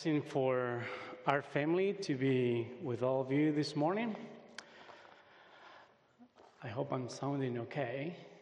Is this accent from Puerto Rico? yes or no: no; Uruguay; English is a second language; moved away as an adult; also born or lived in United States; I was born and raised in Uruguay. At the age of 20, I had the opportunity to come and study here in the States